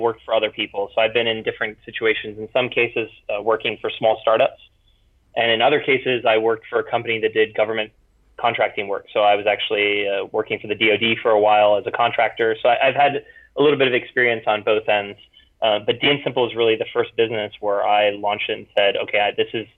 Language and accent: English; Florida, United States; moved away as an adult; also born or lived in Europe / Hawaii; I grew up in Florida and then traveled around a bit, met my wife in Europe, and then we moved back to Florida, moved to Hawaii, went around